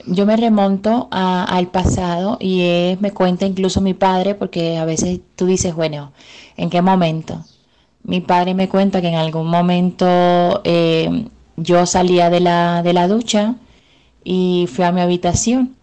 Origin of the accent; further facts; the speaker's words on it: Caribbean Region, Colombia; moved away; Nací en pueblo en el Caribe colombiano, en el año 1991